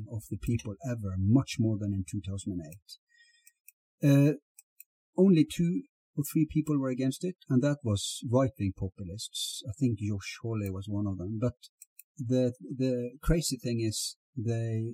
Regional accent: Norway; Here in Norway

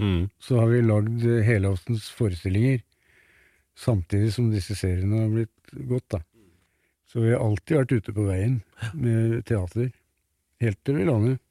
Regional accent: Tynset, Innlandet, Norway; moved away; Og jeg er født på Tynset

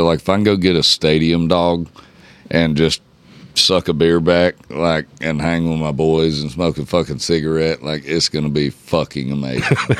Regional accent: Georgia, United States; now in Nashville, United States; I'm from Georgia.

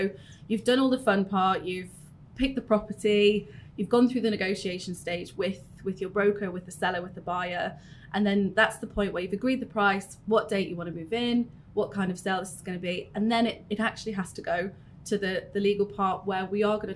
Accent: Newcastle upon Tyne, North East England, United Kingdom; moved away as an adult; now in Dubai, United Arab Emirates; I've been in Dubai with Allsop and Allsop, but I'm originally from Newcastle.

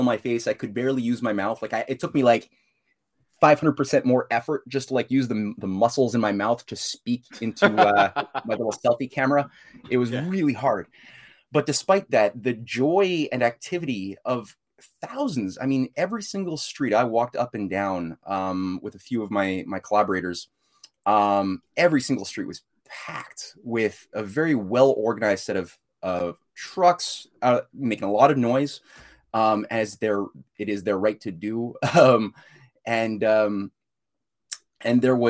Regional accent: Canada; being a Canadian

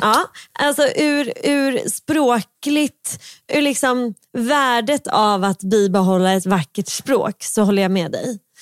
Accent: Stockholm, Stockholm County, Sweden; accent: stockholmska; jag har ju väldigt mycket stockholmska

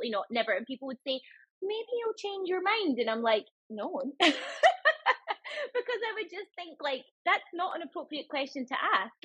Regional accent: Scotland, United Kingdom; moved away as an adult; also born or lived in London; I'm originally from Scotland. I'm from quite a small town in Scotland.

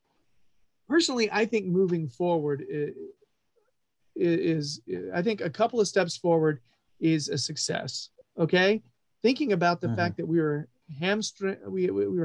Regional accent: United States; I'm American

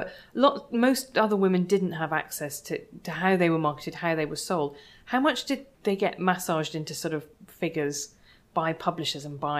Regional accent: Ireland; do you think that partly there's that to do with being Irish, is that that's just, we still are so locked into actually English literary culture

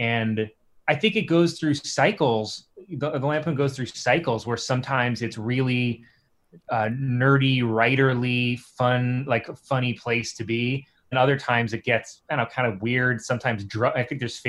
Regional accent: New York City, New York, United States; I'm from Staten Island.

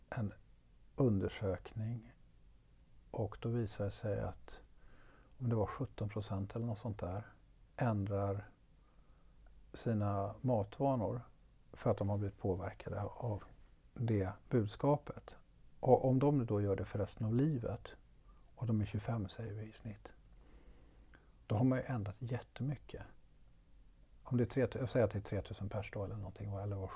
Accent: Stockholm, Stockholm County, Sweden; som stockholmare, man åker tunnelbana och så har de en fördröjning på innan de öppnar dörrarna som är två sekunder.

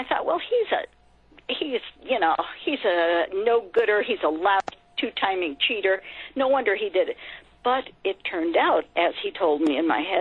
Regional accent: California, United States; I grew up in California

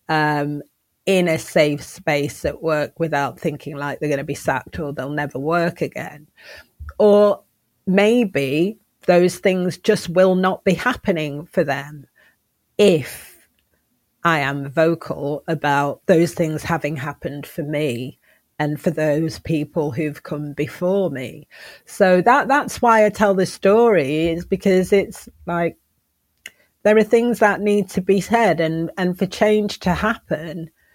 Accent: Manchester, North West England, United Kingdom; moved away as an adult; also born or lived in Oxford / London; I am Manchester born and bred

